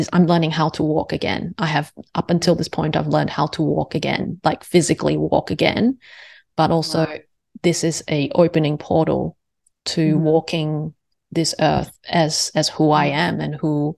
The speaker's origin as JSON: {"language": "English", "country": "Singapore", "said": "I am Singaporean Chinese."}